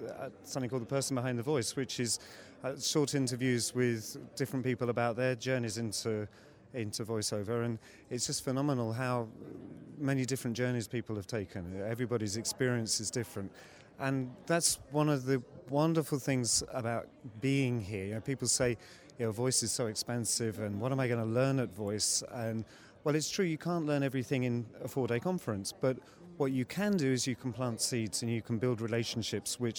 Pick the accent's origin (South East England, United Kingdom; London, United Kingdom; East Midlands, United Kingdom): London, United Kingdom; moved away as an adult; now in Istanbul, Turkey; I'm from the UK. I grew up in London. And about 12 years ago, I moved over to Istanbul, Turkey.